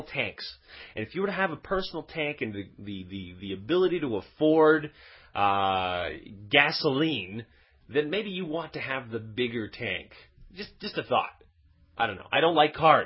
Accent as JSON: {"language": "English", "region": "Quebec", "country": "Canada", "tie": "born or raised there", "said": "I was born in Quebec. I never really went very far"}